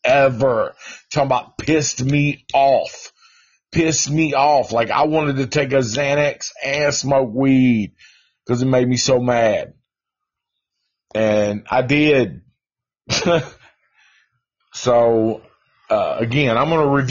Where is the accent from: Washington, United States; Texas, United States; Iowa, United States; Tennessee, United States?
Tennessee, United States; Nashville; I'm from Nashville, Tennessee